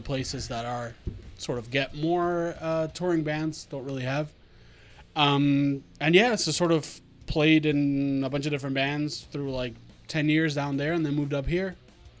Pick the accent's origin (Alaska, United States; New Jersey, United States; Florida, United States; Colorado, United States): Florida, United States; Miami; moved away as an adult; also born or lived in Argentina; now in Massachusetts, United States; I grew up in Miami, Florida, and I came up in the metal scene over there.